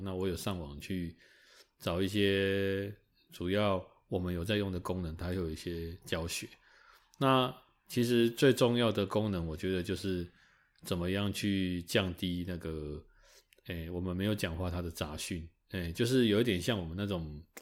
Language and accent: Chinese; Taiwan; 应该身为台湾人